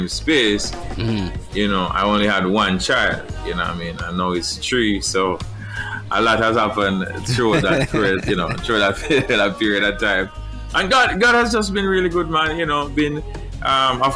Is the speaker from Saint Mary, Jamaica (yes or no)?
no; Portland, Jamaica; originally from Jamaica, I grew up in Portland.